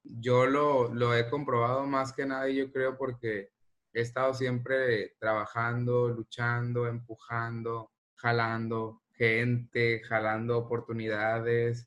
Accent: El Rosario, Sinaloa, Mexico; Yo nací en el Rosario, Sinaloa, y allá realmente pues no teníamos como una gama de posibilidades eh, artísticas que pudiéramos estudiar

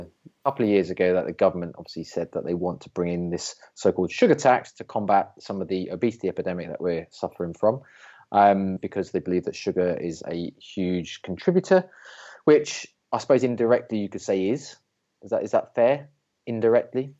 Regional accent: United Kingdom; I'm British

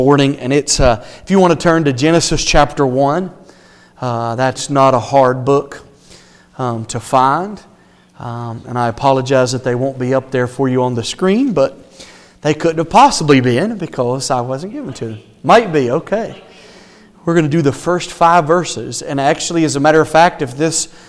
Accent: the South, United States; moved away; I'm from the South

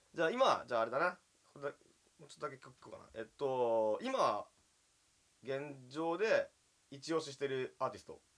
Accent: Yamagata, Japan; 俺地元山形なんだけど、山形県の

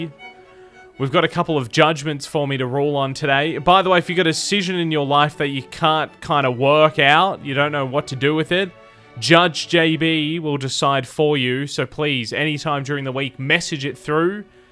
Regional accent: South Australia, Australia; now in Tamworth, Australia; Growing up in South Australia

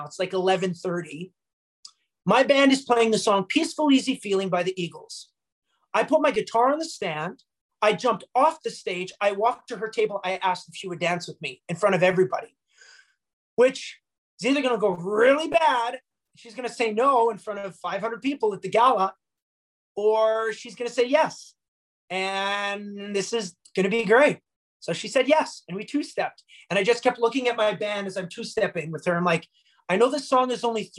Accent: Bonnyville, Alberta, Canada; We're both here from Bonnyville

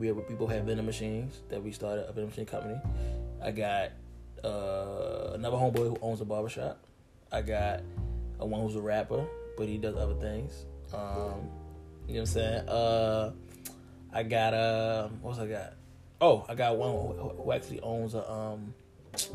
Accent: Baltimore, Maryland, United States; I'm from Baltimore. So, look. From Baltimore, when we say wet, we're meaning drunk

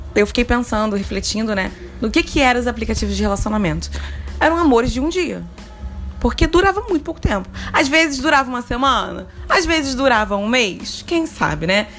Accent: Rio de Janeiro, Brazil; E eu sou muito carioca

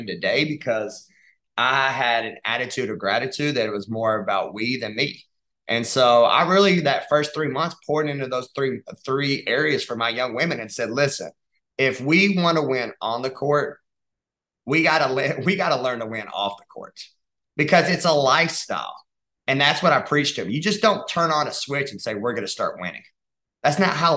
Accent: Dalton, Georgia, United States; moved away; I'm from Dalton, Georgia

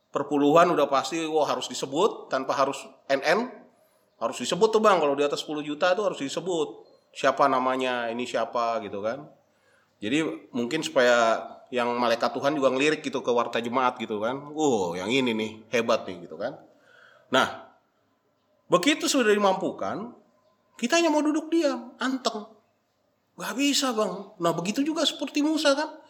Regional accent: North Sumatra, Indonesia; Kalau saya orang Batak nih bang, namanya mangkoli mudar.

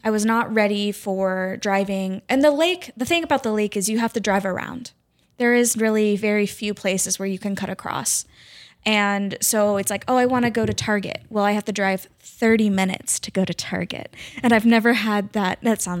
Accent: Independence, Missouri, United States; So I was born in Independence, and then I was in Blue Springs for a while, Independence for a while, Lee's Summit, North Kansas City.

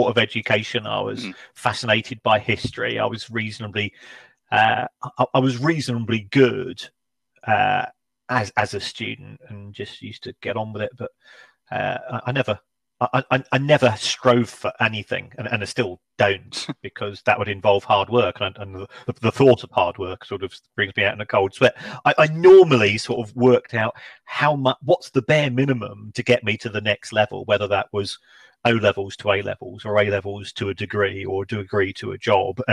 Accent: London, United Kingdom; I was born in London.

